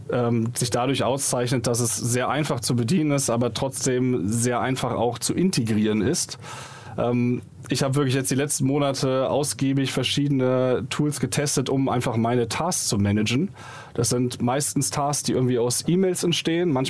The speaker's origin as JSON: {"language": "German", "town": "Munich", "region": "Bavaria", "country": "Germany", "said": "Ja, wir kommen ursprünglich aus München, hatten dann aber in Augsburg die Company gestartet"}